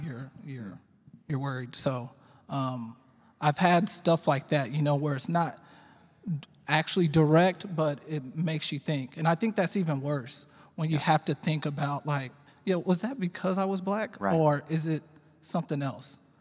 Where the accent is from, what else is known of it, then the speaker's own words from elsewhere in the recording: Arlington, Texas, United States; also born or lived in Fort Worth, Texas; I was born in Fort Worth and raised in Arlington. I've been um, in Arlington my whole life